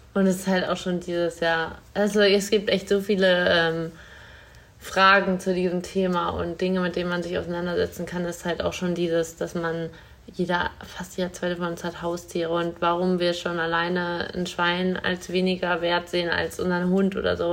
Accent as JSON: {"language": "German", "town": "Hanover", "region": "Lower Saxony", "country": "Germany", "said": "bei uns in Hannover"}